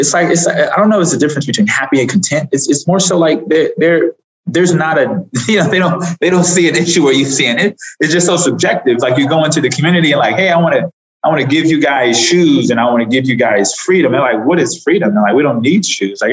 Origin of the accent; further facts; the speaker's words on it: Los Angeles, California, United States; moved away; also born or lived in Atlanta; I grew up in South Central Los Angeles